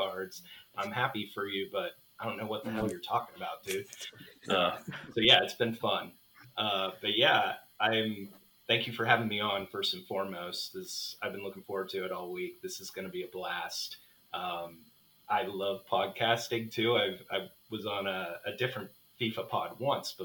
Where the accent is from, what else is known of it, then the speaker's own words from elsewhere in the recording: Midwest, United States; moved away as an adult; now in San Diego, United States; originally raised in the Midwest